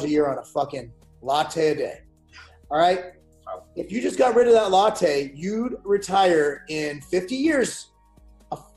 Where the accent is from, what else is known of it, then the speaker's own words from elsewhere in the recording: United States; I speak as an American